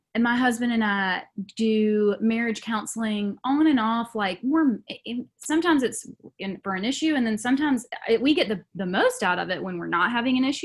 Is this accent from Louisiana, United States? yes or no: no; Macon, Georgia, United States; I'm from Macon